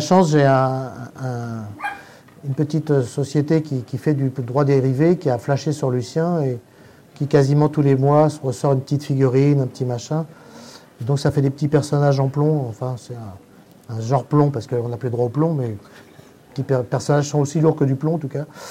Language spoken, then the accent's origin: French; Paris, Île-de-France, France; Pour ne pas me faire repérer en tant que parisien